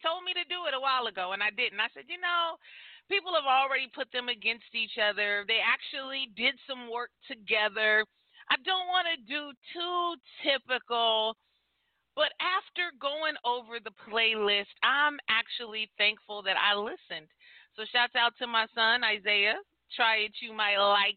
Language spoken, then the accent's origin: English; near the Bay Area, California, United States; Bay Area, California, close to my hometown. You know what I mean? I'm a Cali girl.